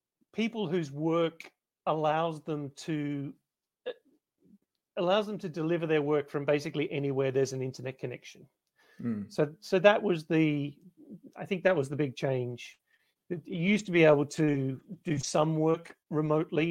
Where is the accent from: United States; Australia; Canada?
Australia; Melbourne, Victoria; moved away as an adult; I grew up in Australia. Well, I grew up in Melbourne, where I am now